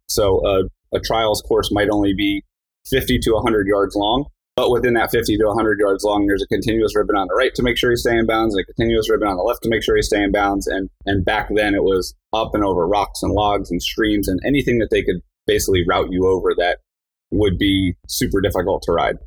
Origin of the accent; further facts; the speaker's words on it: New Jersey, United States; I grew up in New Jersey